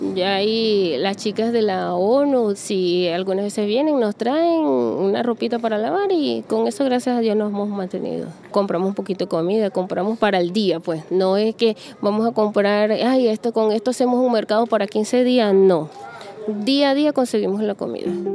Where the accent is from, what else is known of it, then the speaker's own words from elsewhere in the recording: El Tigre, Anzoátegui, Venezuela; moved away as an adult; now in Brazil; vengo del Tigre, estado Suárez